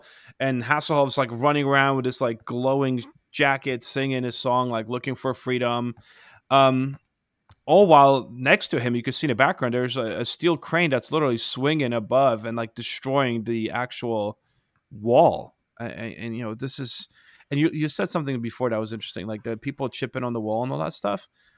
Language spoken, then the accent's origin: English; Poland; English is a second language; But I remember when I was growing up in Poland, there used to be a German magazine, which is actually still around today.